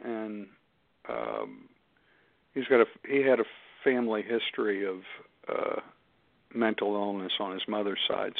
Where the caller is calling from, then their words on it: Pittsburgh, Pennsylvania, United States; I'm calling from Pittsburgh